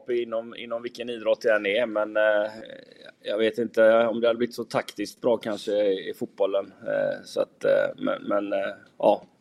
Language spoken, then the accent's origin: Swedish; Gothenburg, Västra Götaland, Sweden; jag är ju från Göteborg från början och jag jobbade i Frölunda.